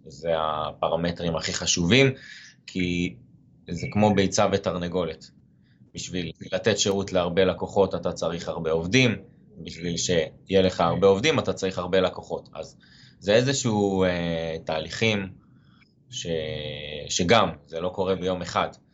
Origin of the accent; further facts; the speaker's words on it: Haifa, Haifa District, Israel; אני חיפאי במקור